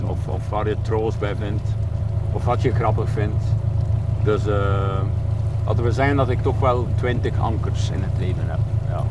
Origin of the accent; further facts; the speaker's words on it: Hamme, Flanders, Belgium; ik ben het boertje uit Ammen